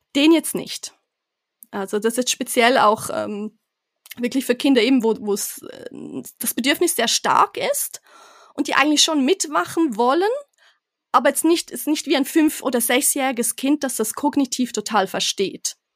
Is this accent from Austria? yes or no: no; Switzerland; moved away as an adult; ich bin gebürtige Schweizerin, aber jetzt erst ganz frisch wieder mit meiner Familie zurück